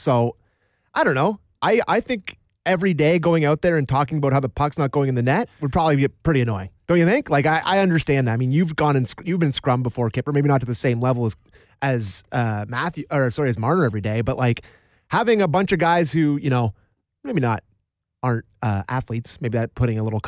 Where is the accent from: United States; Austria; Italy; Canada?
Canada; Owen Sound, Ontario; Owen Sound native